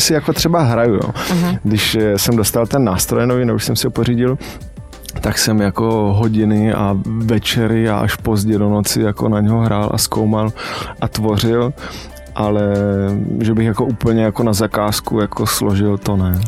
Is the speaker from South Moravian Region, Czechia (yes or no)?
no; Kopřivnice, Moravian-Silesian Region, Czechia; also born or lived in Ostrava; jsem z Kopřivnice, což je 40 km od Ostravy